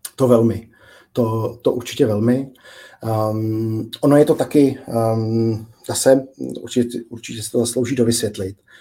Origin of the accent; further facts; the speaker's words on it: Prague, Czechia; jsem sám z Prahy a okolí